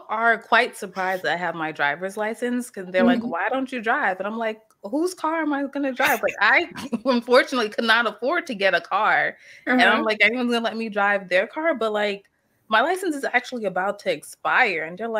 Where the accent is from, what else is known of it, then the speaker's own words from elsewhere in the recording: New York City, New York, United States; Okay, so I am born and raised in New York City, specifically Queens.